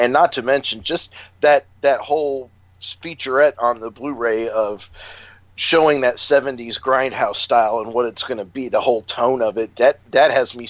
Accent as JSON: {"language": "English", "town": "Chicago", "region": "Illinois", "country": "United States", "moved": "yes", "said": "I'm originally from Chicago, and I love history."}